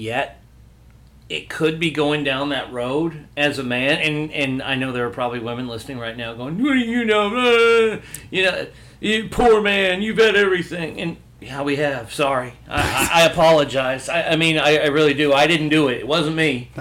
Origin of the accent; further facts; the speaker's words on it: the South, United States; I was raised in the South